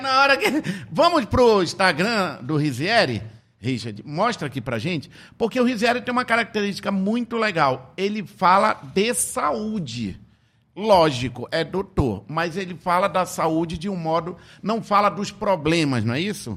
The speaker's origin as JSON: {"language": "Portuguese", "town": "Tefé", "region": "Amazonas", "country": "Brazil", "moved": "yes", "said": "Lá em Tefé, de onde eu vim"}